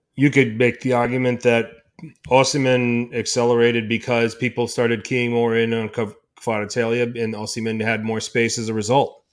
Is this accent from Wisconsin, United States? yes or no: yes; Milwaukee, Wisconsin, United States; I'm from Milwaukee, Wisconsin.